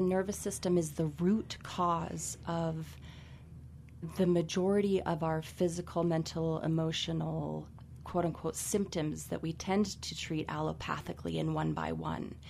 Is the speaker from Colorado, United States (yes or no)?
yes; Carbondale, Colorado, United States; I was born and raised here in Carbondale, Colorado